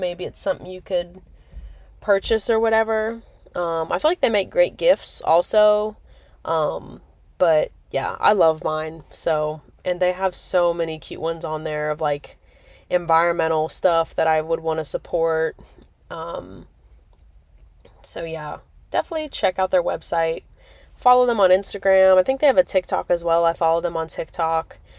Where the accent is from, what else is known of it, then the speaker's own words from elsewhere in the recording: Nebraska, United States; moved away as an adult; now in Myrtle Beach, United States; being born and raised in Nebraska, I mean, I lived in Nebraska for, like, what, eighteen years?